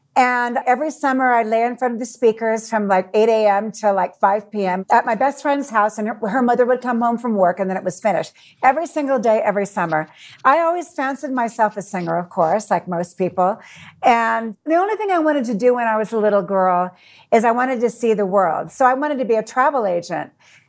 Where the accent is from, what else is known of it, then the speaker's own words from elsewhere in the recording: Burbank, Thousand Oaks, California, United States; moved away as an adult; also born or lived in Hollywood, California / France / England / Thailand; now in Mexico City, Mexico; I was born in Hollywood, believe it or not. And I was raised in Burbank, California, in Thousand Oaks, which is a suburb of LA, about 40 right. minutes outside of LA. So I'm a California girl, mm-hmm. born and raised.